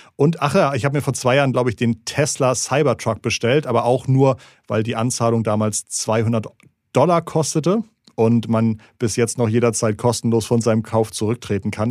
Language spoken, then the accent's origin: German; Schleswig-Holstein, Germany; ich komme aus Schleswig-Holstein.